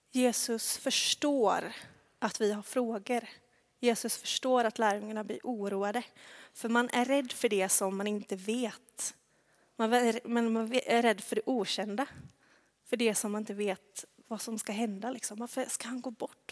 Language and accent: Swedish; Tvärred, Västra Götaland, Sweden; accent: västgötska (not much); moved away; där är jag uppvuxen